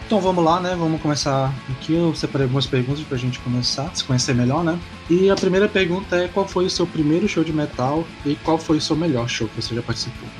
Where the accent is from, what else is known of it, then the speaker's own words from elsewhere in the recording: Manaus, Amazonas, Brazil; sou de Manaus